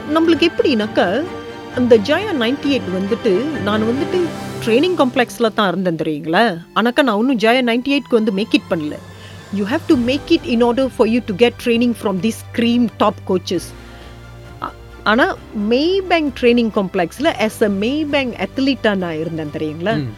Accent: Malaysia; தோட்டப்புறத்துலேருந்து பிறந்து வளர்ந்தனால

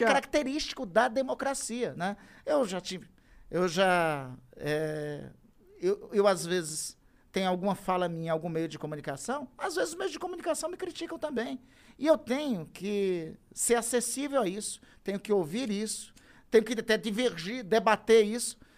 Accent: Amazon, Brazil; eu sou da Amazônia

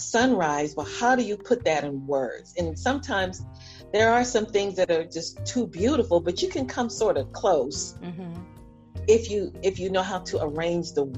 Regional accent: South Carolina, United States; moved away; also born or lived in Dallas, Texas; I'm a Geechee, you know, I'm from South Carolina

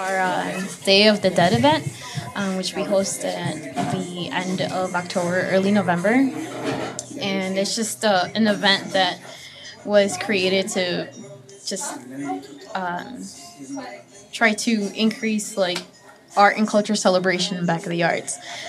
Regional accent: Guanajuato, Mexico; now in United States; But these are from my hometown in Mexico, from Guanajuato.

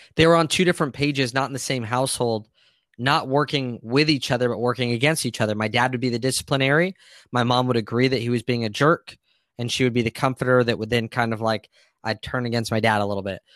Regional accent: Santee, California, United States; I grew up in Santee, which is in San Diego, a suburb just east of La Jolla

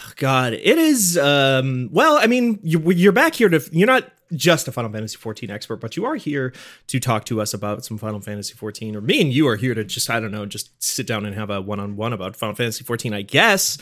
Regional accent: North Dakota, United States; I've never moved out of, um, North Dakota p, per, in any kind of permanent fashion

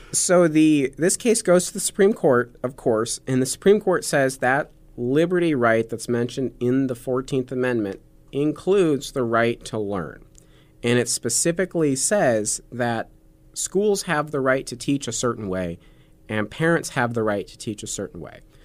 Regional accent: Nebraska, United States; as Nebraskans

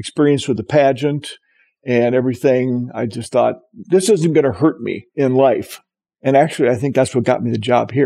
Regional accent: Walnut Grove, Minnesota, United States; moved away as an adult; now in Britton, United States; I grew up on a farm 2 miles west of Walnut Grove, Minnesota.

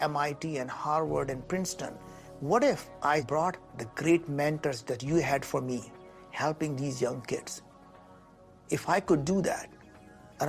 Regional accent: India; moved away; I grew up in India, and we were very, very poor

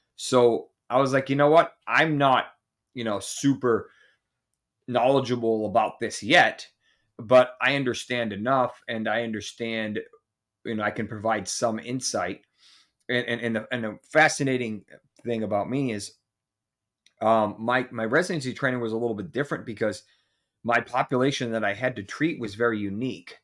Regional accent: Massachusetts, United States; I grew up in Massachusetts, where hockey is pretty prevalent

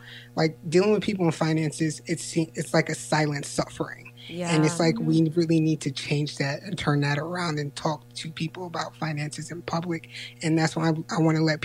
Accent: Yonkers, New York, United States; moved away as an adult; now in Princeton, United States; I'm in Princeton, New Jersey right now, but I grew up in Yonkers, New York

